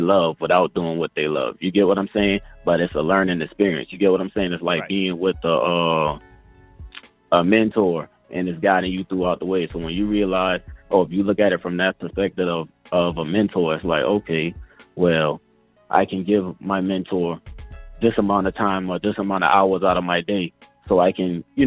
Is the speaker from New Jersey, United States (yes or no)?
no; Charleston, South Carolina, United States; moved away as an adult; now in Atlanta, United States; Charleston, South Carolina.